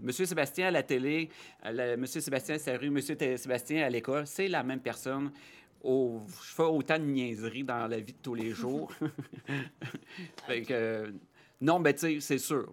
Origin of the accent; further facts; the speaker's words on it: Rouyn-Noranda, Quebec, Canada; also born or lived in Chicoutimi; Je viens de Rouen-Noranda